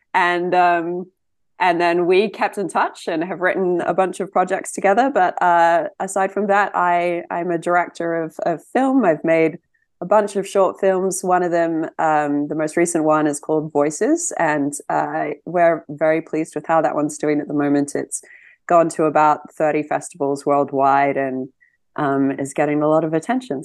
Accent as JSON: {"language": "English", "country": "New Zealand", "moved": "as an adult", "lives_now": "London, United Kingdom", "said": "I am originally from Aotearoa, New Zealand, and I've been living in London for the last seventeen years now."}